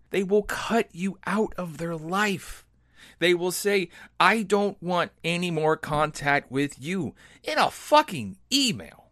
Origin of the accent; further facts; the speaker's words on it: American Midwest, United States; I grew up in the American Midwest